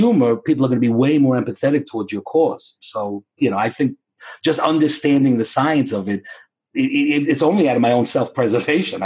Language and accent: English; New York City, New York, United States; I grew up in the Bronx